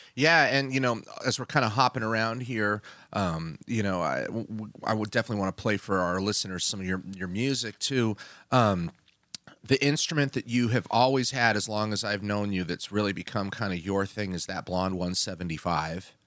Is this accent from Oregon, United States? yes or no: yes; Oregon, United States; I was from Oregon